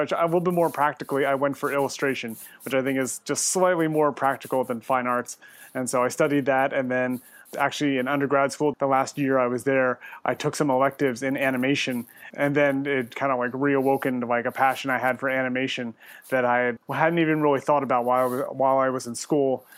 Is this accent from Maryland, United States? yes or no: yes; Westminster, Maryland, United States; moved away as an adult; also born or lived in Richmond, Virginia; originally, I am from the East Coast, uh, from Maryland, uh, right outside of Baltimore in Westminster. And then went to, lived there, grew up there